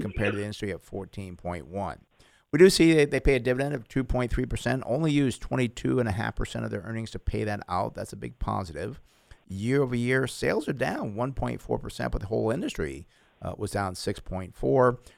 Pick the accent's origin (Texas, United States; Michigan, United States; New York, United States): New York, United States; moved away; When I grew up in New York